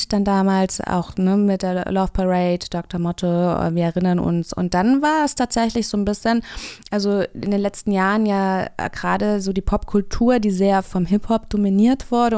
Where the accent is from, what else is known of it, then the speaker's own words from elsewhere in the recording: Kassel, Hesse, Germany; Ich komme auch aus Kassel, auch aus Hessen